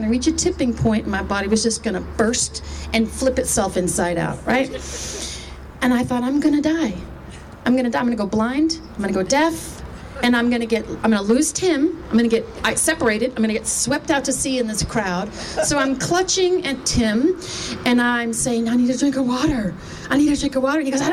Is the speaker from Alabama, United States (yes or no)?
no; Texas, United States; I grew up in Texas